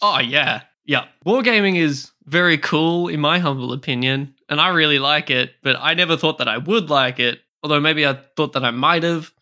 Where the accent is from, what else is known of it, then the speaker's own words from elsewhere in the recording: Australia; I am from Australia